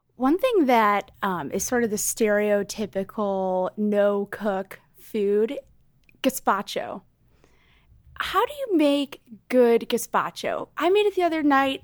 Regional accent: Chicago, Illinois, United States; now in New York City, United States; a larger apartment in my hometown of Chicago

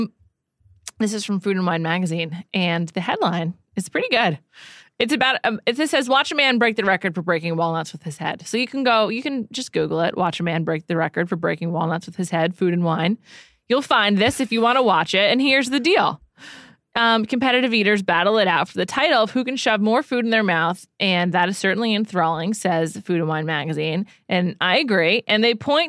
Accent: New York, United States; moved away as an adult; also born or lived in Evanston, Illinois; as a New Yorker

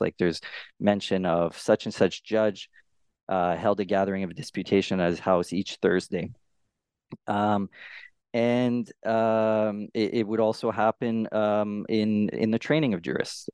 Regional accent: Canada; I'm a Canadian scholar

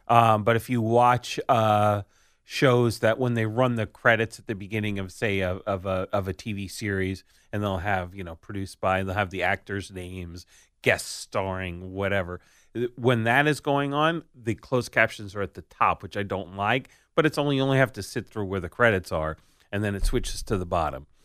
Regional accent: United States; I'm an American

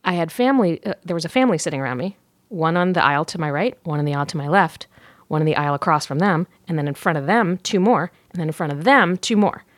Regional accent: Virginia, United States; moved away as an adult; also born or lived in New York / London; now in Los Angeles, United States; originally Virginia

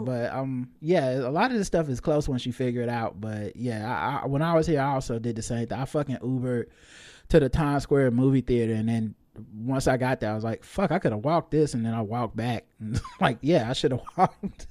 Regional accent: the South, United States; I'm from the South

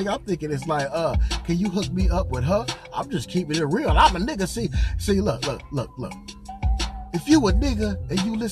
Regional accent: California, United States; also born or lived in Arizona; I'm from Cali

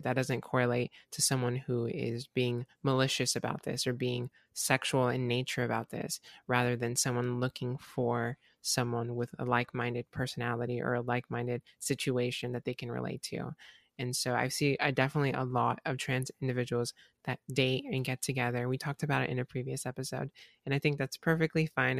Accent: Southwest Florida, United States; I'm from Florida

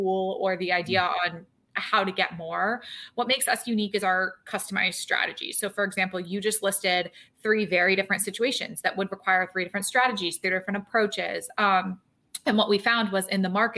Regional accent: Maryland, United States; moved away as an adult; also born or lived in Philadelphia area; now in Philadelphia, United States; I moved out from Maryland in 2009

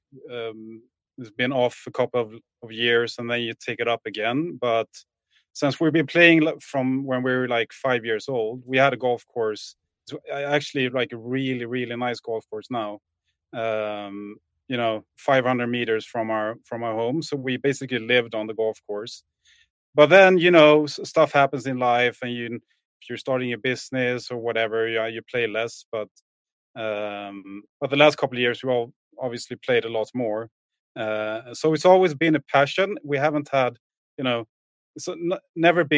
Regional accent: Åhus, Skåne, Sweden; now in Stockholm, Sweden; born and raised in Sweden. I'm from a small town called Åhus

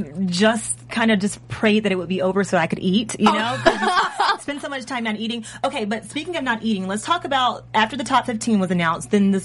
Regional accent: Georgia, United States; moved away; obviously, I'm from Georgia originally.

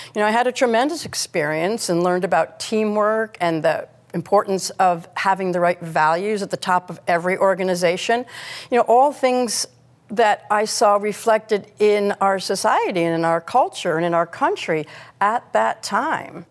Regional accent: United States; as an American

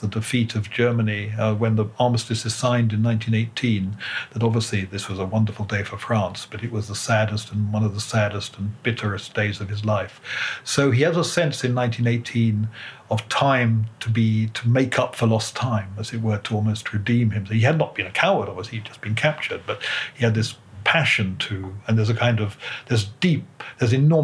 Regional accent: United Kingdom; as a British historian

